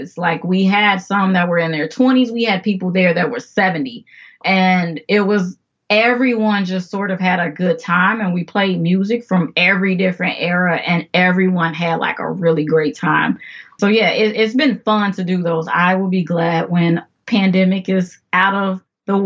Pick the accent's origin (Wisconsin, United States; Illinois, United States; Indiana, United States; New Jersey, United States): Illinois, United States; Chicago; I am originally from Chicago, South Side, if that means anything to anyone. But yes, South Side, Chicago